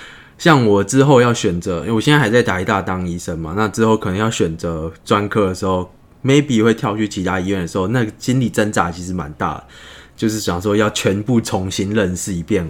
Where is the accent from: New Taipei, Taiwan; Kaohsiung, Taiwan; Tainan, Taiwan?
Tainan, Taiwan; now in Taipei, Taiwan; 我是台南人，